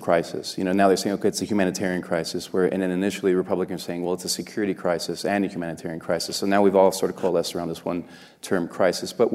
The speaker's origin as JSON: {"language": "English", "town": "El Paso", "region": "Texas", "country": "United States", "tie": "born or raised there", "said": "El Paso, my hometown"}